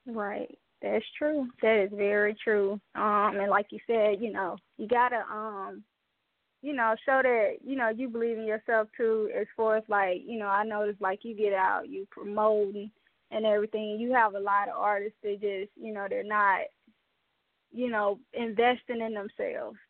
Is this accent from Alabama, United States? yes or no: yes; Mobile, Alabama, United States; all the way from Mobile, Alabama, my hometown